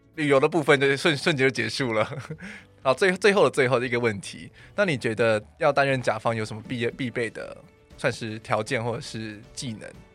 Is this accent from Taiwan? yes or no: yes; Taichung, Taiwan; now in Taipei, Taiwan; 因为我台中人